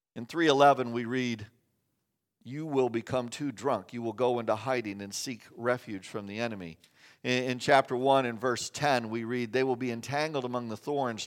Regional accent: Kansas, United States; moved away; I grew up in Kansas

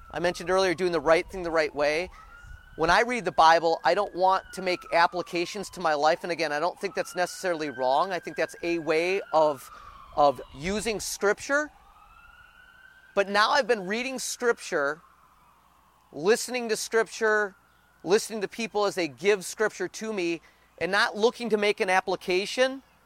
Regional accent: United States; our country

